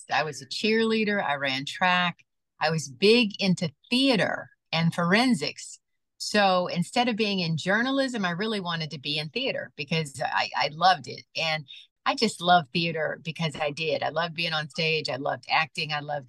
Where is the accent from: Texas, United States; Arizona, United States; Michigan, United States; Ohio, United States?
Michigan, United States; Detroit; also born or lived in Lansing, Michigan / Raleigh, North Carolina / Pittsburgh, Pennsylvania; being born and raised in Detroit